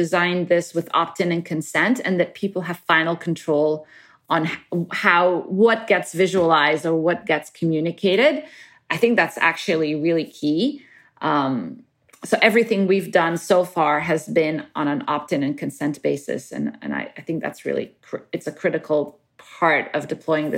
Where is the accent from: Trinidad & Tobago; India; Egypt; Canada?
Egypt; Cairo, Cairo Governorate; moved away as an adult; also born or lived in Middle East / Cambridge, United Kingdom; now in United States; I grew up in Cairo and around the Middle East.